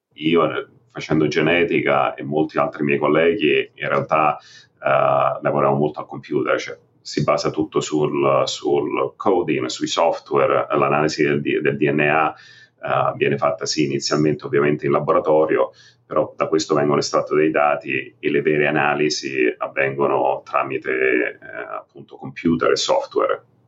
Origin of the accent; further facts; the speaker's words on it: Rome, Lazio, Italy; moved away as an adult; also born or lived in Trento; now in New York, United States; sono cresciuto a Roma, ho fatto tutto il mio training a Roma